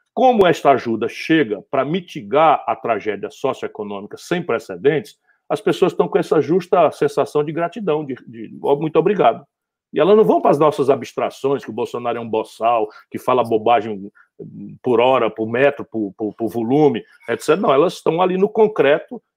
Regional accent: Northeast Region, Brazil; sou do Nordeste

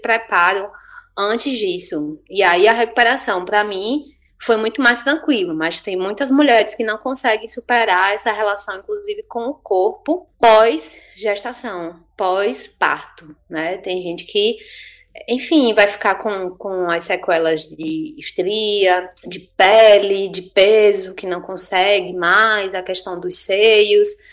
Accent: Salvador, Bahia, Brazil; now in Juazeiro, Brazil; Eu sou de Salvador, né? Não disse isso, mas moro em Juazeiro há muitos anos.

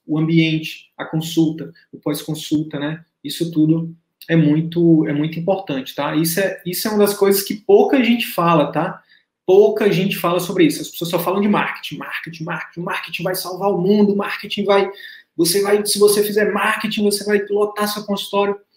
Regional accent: Northeast Region, Brazil; eu, sou nordestino

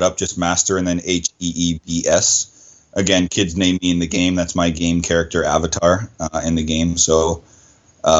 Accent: Sudbury, Ontario, Canada; where I'm from is from Sudbury, Ontario, and it's known for nickel, mining town.

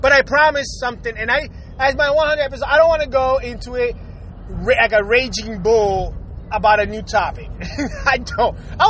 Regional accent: Puerto Rico; this is me growing up in Puerto Rico

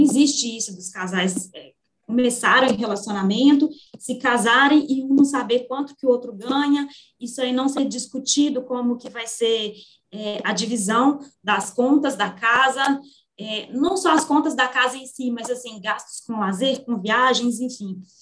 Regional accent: Minas Gerais, Brazil; Como uma boa mineira

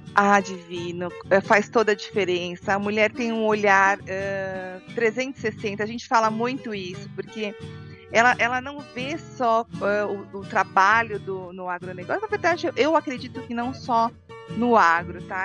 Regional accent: São Paulo, Brazil; sou paulistana aqui da capital de São Paulo, né? É. São Paulo mesmo

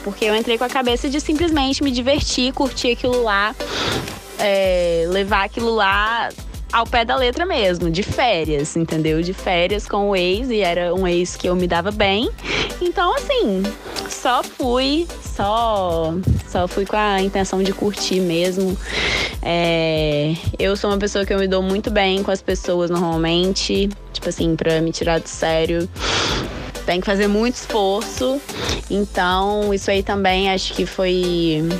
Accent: Vitória, Espírito Santo, Brazil; also born or lived in Cariacica; eu sou natural do Espírito Santo, é, nasci em Vitória e moro em Cariacica

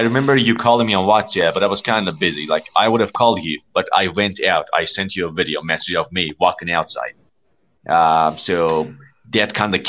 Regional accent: Zanjan, Zanjan Province, Iran; English is a second language; من نوشتم ایران زنجان

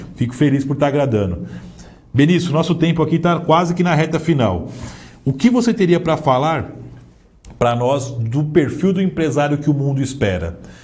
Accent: Southeast, Brazil; nós que somos aqui do Sudeste

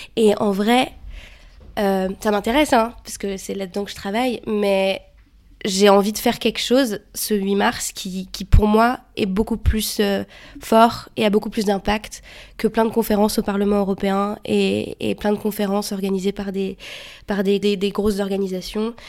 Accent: France; moved away as an adult; now in Brussels, Belgium; je suis française. J'habite à Bruxelles depuis deux ans et demi.

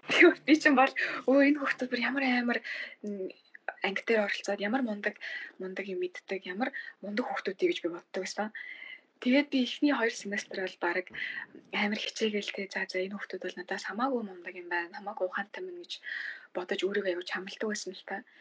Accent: Mongolia; now in Boston, United States; ямар азар би Монгол хүн болж төрсөн бэ

